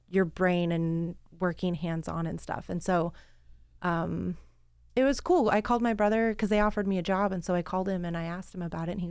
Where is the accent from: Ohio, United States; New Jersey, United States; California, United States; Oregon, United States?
Oregon, United States; Canby; now in Pacific City, United States; I grew I grew up in Canby